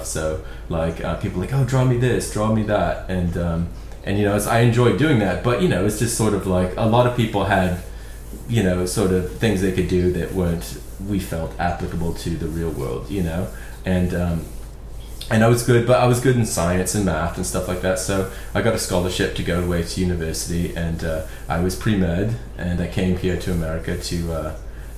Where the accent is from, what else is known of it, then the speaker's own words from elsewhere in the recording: Belfast, Northern Ireland, United Kingdom; now in Portland, United States; where I grew up, I'm from Belfast originally